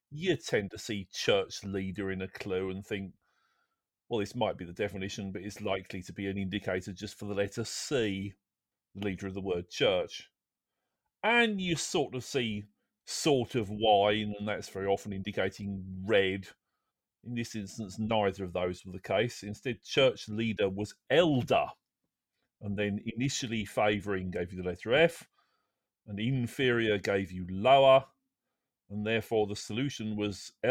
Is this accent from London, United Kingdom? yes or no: yes; London, United Kingdom; born there; Well, I'm a Londoner by birth, no. but I didn't live there very long.